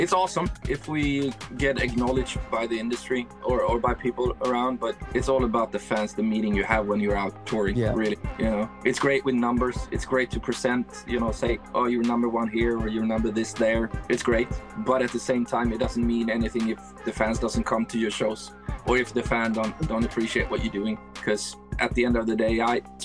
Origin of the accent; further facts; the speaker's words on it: Sweden; growing up in Sweden